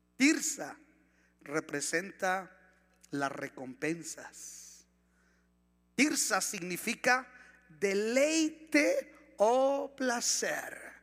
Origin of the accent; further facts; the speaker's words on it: Ciudad Juárez, Chihuahua, Mexico; vivíamos en la colonia Bellavista, por eso casi casi nací en El Paso